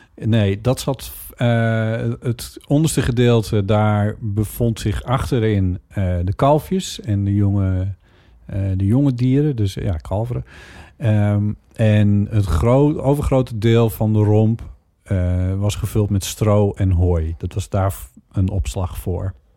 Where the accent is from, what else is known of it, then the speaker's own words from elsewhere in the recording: Friesland, Netherlands; moved away; de boerderij waar ik ben opgegroeid en waar wij jaren hebben gewoond